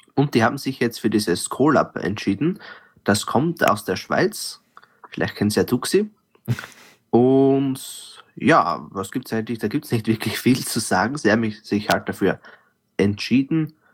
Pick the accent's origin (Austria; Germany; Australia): Austria; als Österreicher